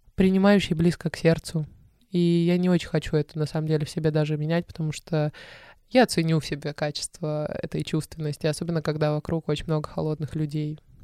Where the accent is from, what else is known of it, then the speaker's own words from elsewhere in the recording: Stavropol, Stavropol Krai, Russia; moved away; я из Ставрополя, и он из Ставрополя